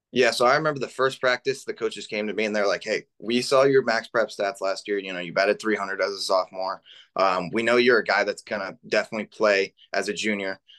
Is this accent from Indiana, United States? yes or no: yes; Middlebury, Indiana, United States; I'm from Northern Indiana